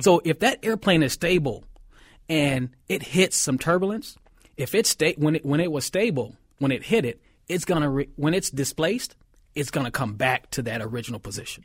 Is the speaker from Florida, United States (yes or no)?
no; Minneapolis, Minnesota, United States; I grew up in North Minneapolis